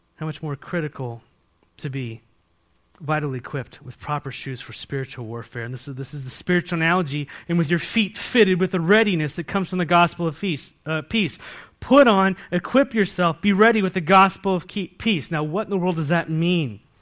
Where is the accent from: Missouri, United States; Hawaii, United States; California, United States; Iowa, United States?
California, United States; San Diego; now in Walla Walla, United States; I grew up in San Diego